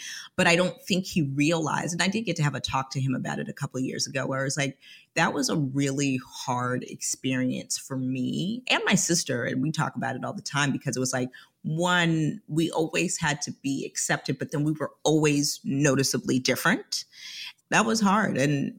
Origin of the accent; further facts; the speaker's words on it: Atlanta, Georgia, United States; I actually spent half of my childhood here. So long story short, I am first American generation of a Liberian family.